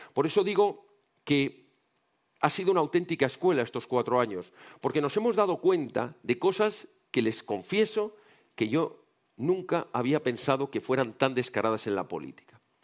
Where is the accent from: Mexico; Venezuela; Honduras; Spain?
Spain; como españoles